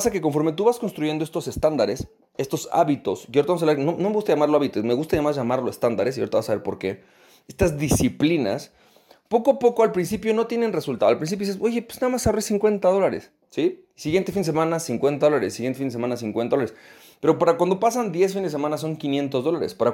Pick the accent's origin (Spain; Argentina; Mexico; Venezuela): Venezuela; moved away; ¿cómo le hago para poder recuperar ese nivel que yo tenía en mi país de origen, en Venezuela?